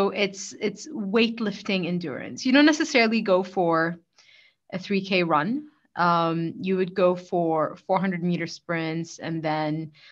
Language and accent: English; Bahrain; I'm a girl from Bahrain.